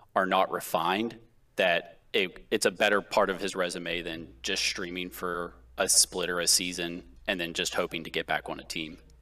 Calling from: Pittsburgh, Pennsylvania, United States; I'm calling from Pittsburgh

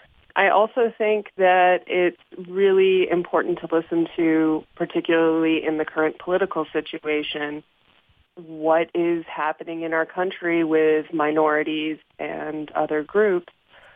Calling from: Fredonia, New York, United States; I am calling from Fredonia, New York.

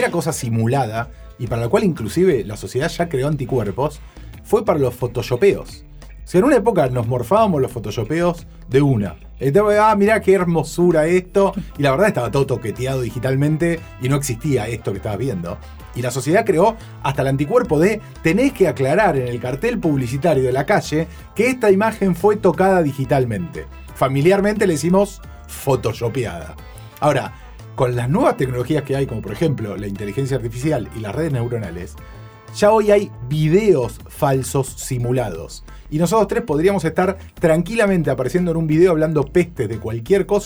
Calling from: Buenos Aires, Argentina; Hola, ¿qué tal? … de Villa Crespo, los escucho siempre

